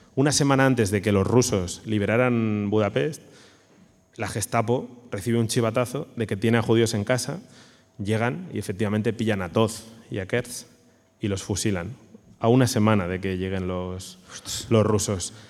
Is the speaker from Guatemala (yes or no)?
no; Alicante, Valencian Community, Spain; yo soy de Alicante